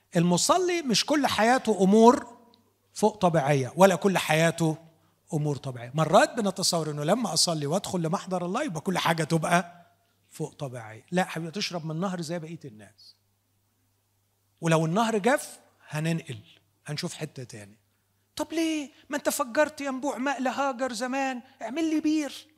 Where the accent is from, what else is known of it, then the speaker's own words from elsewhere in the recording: Upper Egypt, Egypt; عندنا في الصعيد